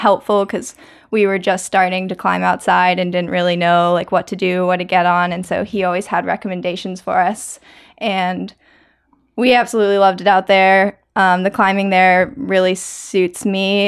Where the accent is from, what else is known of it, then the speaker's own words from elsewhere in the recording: Maryland, United States; now in North Carolina, United States; I grew up climbing on the Earthtrax climbing team in Maryland